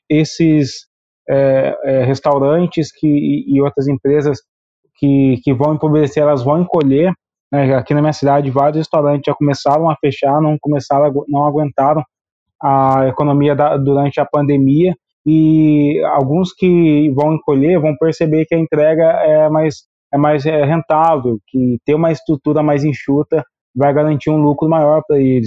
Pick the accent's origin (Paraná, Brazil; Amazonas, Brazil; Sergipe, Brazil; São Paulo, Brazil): São Paulo, Brazil; interior of; eu sou aqui do interior de São Paulo